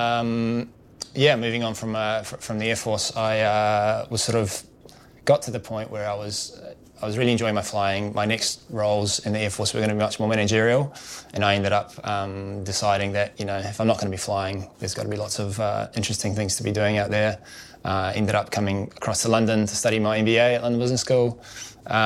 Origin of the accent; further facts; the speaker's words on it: New Zealand; moved away as an adult; I grew up in New Zealand, as you can probably tell by my accent